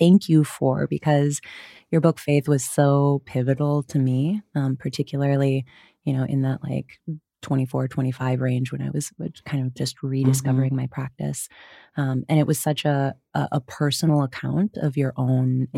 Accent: Wisconsin, United States; I grew up in Wisconsin. Uh, you'll hear the hard vowels

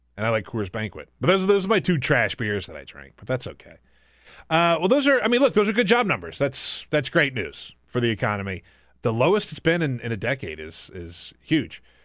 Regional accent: South Carolina, United States; moved away; I grew up in South Carolina.

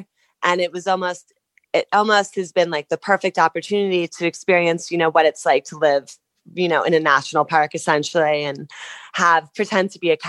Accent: Harding, New Jersey, United States; moved away as an adult; also born or lived in New York City; now in Wyoming, United States; So I'm originally from Harding, New Jersey, which is about an hour outside of New York. And I lived in New York for almost like 8 or 9 years before I started to I traveled nonstop for 3 years.

